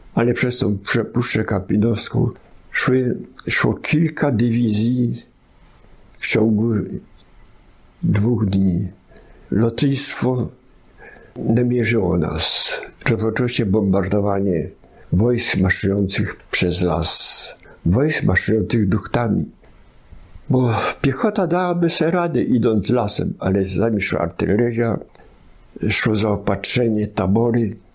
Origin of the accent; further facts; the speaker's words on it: Kalisz, Greater Poland, Poland; also born or lived in Podolia; Ja jako siedmiu czy sześcioletni chłopak już od tego czasu mieszkałem w Kaliszu. I tam uczy, u, uczęszczałem do gimnazjum Asnyka